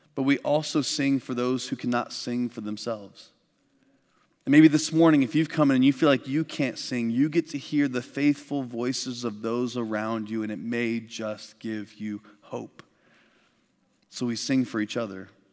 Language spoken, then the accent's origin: English; Midwest, United States; I grew up in the Midwest